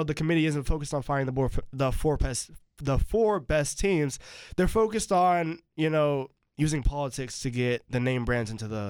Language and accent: English; North Carolina, United States; Just because I'm from North Carolina and just because, you know, I follow the ACC